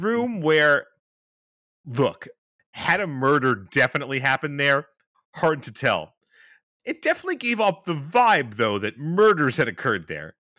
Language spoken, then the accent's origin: English; New York, United States; I'm from New York